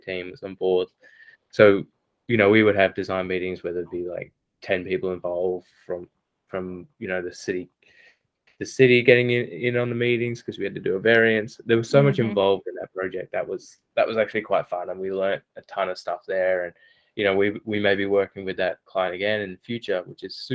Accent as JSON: {"language": "English", "country": "Australia", "said": "being Australian"}